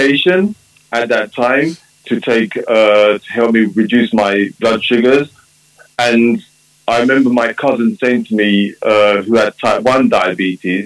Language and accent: English; London, United Kingdom; I was born in London, UK, of Jamaican parents.